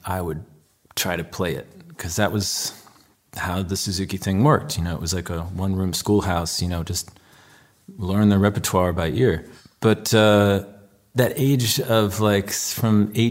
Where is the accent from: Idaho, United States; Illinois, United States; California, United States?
Illinois, United States; Chicago; I grew up on the North Shore of Chicago